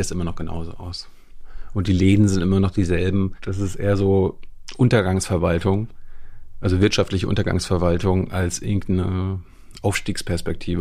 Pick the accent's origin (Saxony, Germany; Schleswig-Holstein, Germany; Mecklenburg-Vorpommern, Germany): Mecklenburg-Vorpommern, Germany; Malchin; moved away; Malchin und die Umgebung. Also ja. Die Hälfte der Zeit war dann in einem Dorf nebenan. Aber im Grunde ist Malchin, MacPom